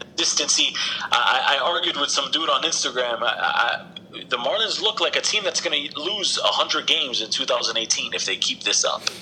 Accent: Sunrise, Florida, United States; also born or lived in New Jersey; I grew up in Sunrise. Like this is my hood, Sunrise, Florida, right here

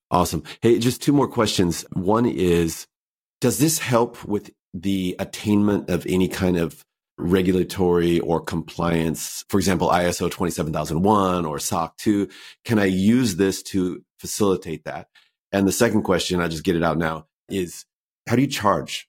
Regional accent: United States; I'm American

